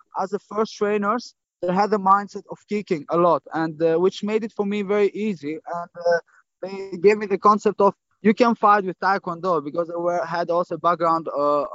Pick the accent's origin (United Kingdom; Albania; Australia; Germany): Albania; also born or lived in Greece; now in Netherlands; I was born and raised in Albania, and then I moved to Greece